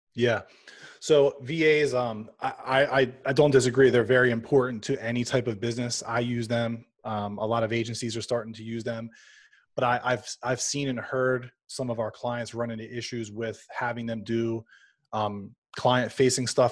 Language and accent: English; Louisiana, United States; also born or lived in suburbs of Philadelphia; now in Philadelphia, United States; I'm actually from Louisiana